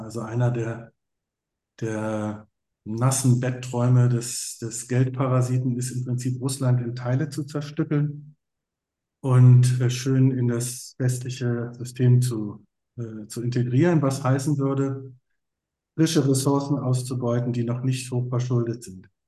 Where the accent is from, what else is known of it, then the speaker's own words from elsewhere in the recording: Berlin, Germany; ich bin ja in West-Berlin aufgewachsen